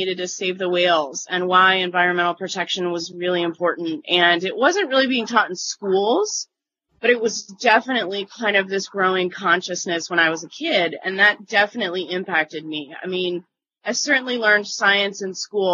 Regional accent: Michigan, United States; I was born in the state of Michigan.

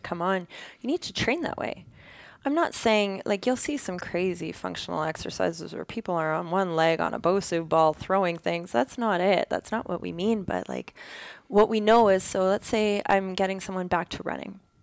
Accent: Ontario, Canada; also born or lived in Alberta; now in Kitchener-Waterloo, Canada; I'm from Ontario, so our mountains aren't huge out here

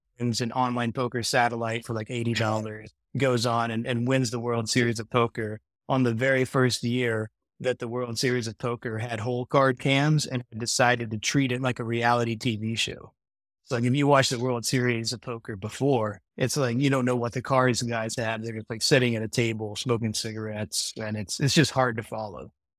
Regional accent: Madisonville, Kentucky, United States; So I grew up in Madisonville, Kentucky, which is a small town, like 19,000 people, about 2 hours northwest of Nashville.

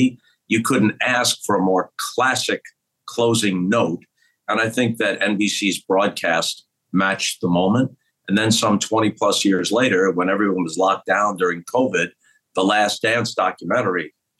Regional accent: Long Island, New York, United States; born or raised there

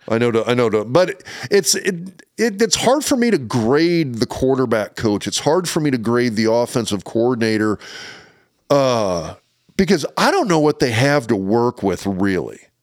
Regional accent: Lincoln, Nebraska, United States; I grew up in Lincoln, Nebraska

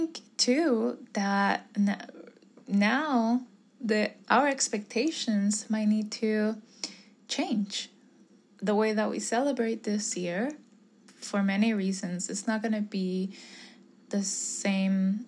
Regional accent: Puerto Rico; moved away; I'm from Puerto Rico

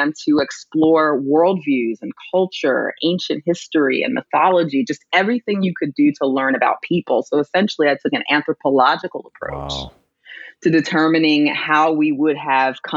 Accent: United States; I'm a Black American

